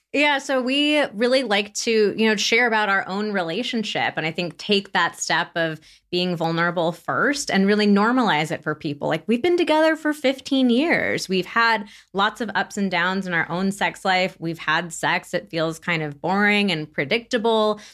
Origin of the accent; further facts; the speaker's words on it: Santa Barbara, California, United States; moved away; also born or lived in San Francisco; I am thirty-nine and from Santa Barbara, California, which we just moved back to last year